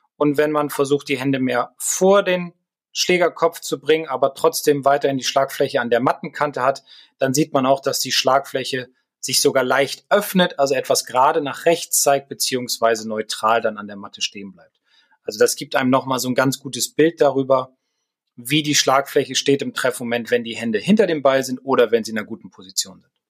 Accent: Bremen, Germany; als Bremer, als Werder-Fan

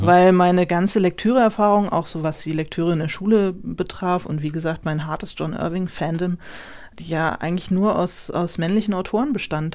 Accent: Rheingau, Hesse, Germany; moved away as an adult; now in Berlin, Germany; ich bin im Rheingau aufgewachsen, bin dann zum Studieren nach Berlin gezogen

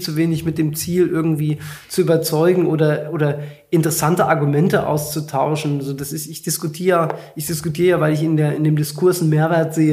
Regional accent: Hesse, Germany; am Ende bin ich halt ein echter Hesse. Ich habe auch SCH-Problem.

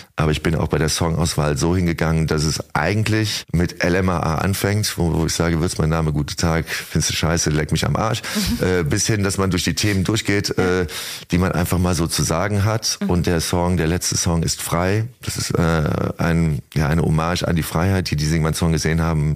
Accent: Heinsberg, North Rhine-Westphalia, Germany; in meiner Heimatstadt

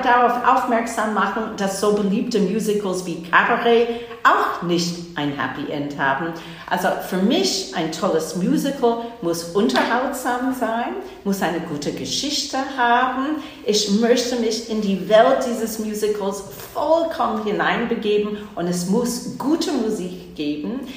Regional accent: New Jersey, United States; German is a second language; moved away as an adult; also born or lived in Boston, Massachusetts / Hamburg; now in Hanover, Germany; Ich bin zwar in Boston, Massachusetts geboren, aber in New Jersey aufgewachsen, in der Nähe von New York City

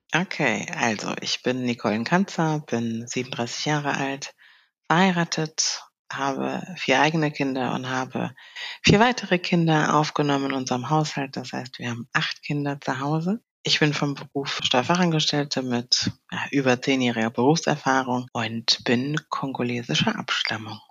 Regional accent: Cologne, North Rhine-Westphalia, Germany; ich bin in äh, Deutschland geboren, genauer gesagt in Köln. Mhm. Habe auch meine Heimatstadt Köln seitdem ja nicht wirklich verloren oder bin äh, weggezogen.

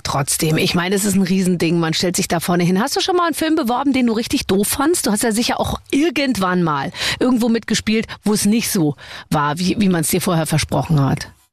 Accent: Munich, Bavaria, Germany; ich komme ja aus München

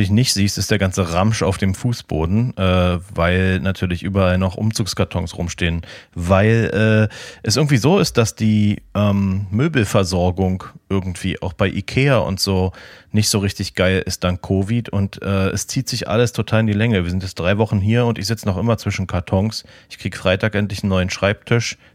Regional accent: Florida, United States; Es ist importiert aus meiner alten Heimat.

